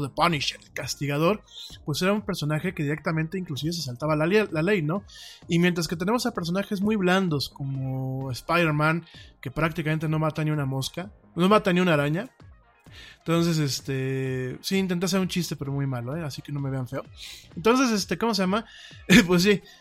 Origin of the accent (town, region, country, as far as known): Mexico; also born or lived in Spain